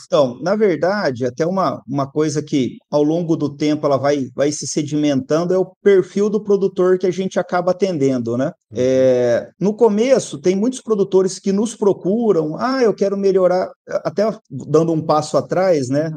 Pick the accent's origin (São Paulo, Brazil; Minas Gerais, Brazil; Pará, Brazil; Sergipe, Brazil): São Paulo, Brazil; São José do Rio Preto; also born or lived in Mirassol; Eu nasci em Mirassol, mas fui criado em São José do Rio Preto